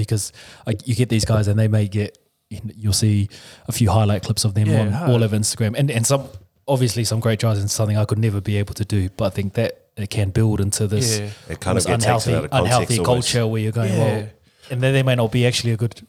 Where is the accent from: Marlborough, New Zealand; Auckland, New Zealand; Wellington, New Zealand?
Wellington, New Zealand; Porirua; you and I just growing up in Porirua, particularly the creek, it's like, there's not a lot of opportunity going out there.